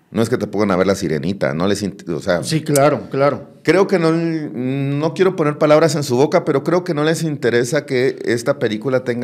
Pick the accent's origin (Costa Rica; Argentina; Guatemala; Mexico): Guatemala; David Lepe, que somos los dos guatemaltecos